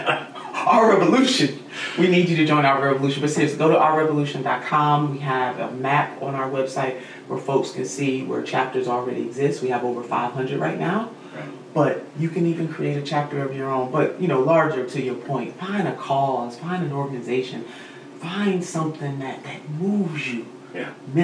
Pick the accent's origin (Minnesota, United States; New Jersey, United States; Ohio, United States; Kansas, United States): Ohio, United States; Cleveland; my hometown of Cleveland